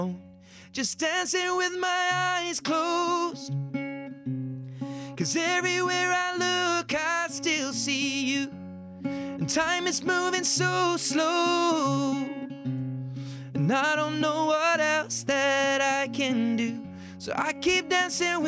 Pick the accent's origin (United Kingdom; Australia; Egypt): United Kingdom; comes from being British. I think in Britain